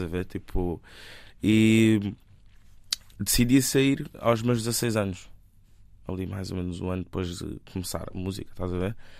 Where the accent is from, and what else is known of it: Lisbon, Portugal; born or raised there; also born or lived in Benguela, Angola